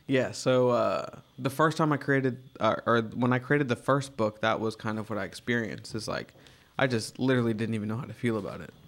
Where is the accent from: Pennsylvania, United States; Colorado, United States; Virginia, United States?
Virginia, United States; now in New York, United States; I grew up in Virginia